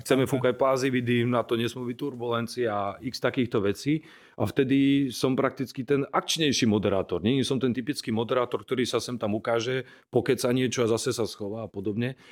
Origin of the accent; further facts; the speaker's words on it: Martin, Žilina Region, Slovakia; som Martinčan ako aj Janek, rozprávame relatívne čistou slovenčinou